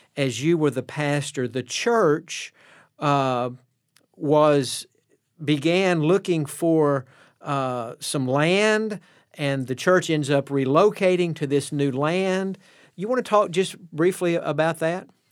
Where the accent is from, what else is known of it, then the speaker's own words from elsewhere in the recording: East Tennessee, United States; moved away; also born or lived in Texas; I grew up in East Tennessee, First Baptist of the North City.